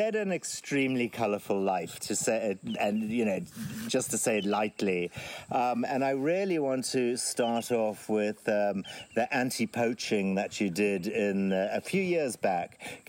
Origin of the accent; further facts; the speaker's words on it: Zimbabwe; I'm the author of Mud Between Your Toes, A Rhodesian Farm, which is a memoir about my life growing up in Zimbabwe, or formerly Rhodesia, in the 1960s and 70s.